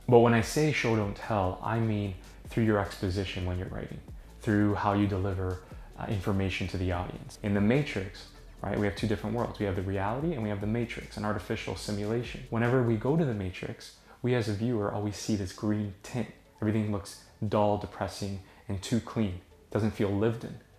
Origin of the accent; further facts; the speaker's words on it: Toronto, Ontario, Canada; I'm from Toronto.